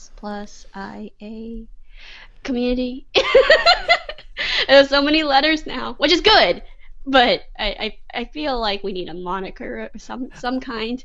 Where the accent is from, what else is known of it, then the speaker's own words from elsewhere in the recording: Texas, United States; I'm Texan. I grew up here in Texas. I grew up in the South.